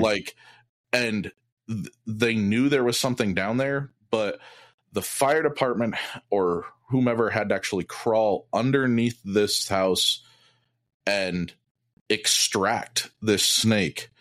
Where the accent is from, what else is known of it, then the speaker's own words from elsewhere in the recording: Iowa City, Iowa, United States; I grew up in Iowa, near the University of Iowa